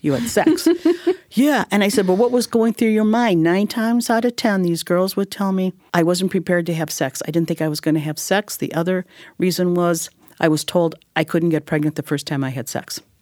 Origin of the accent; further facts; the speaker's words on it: Illinois, United States; I'm from Illinois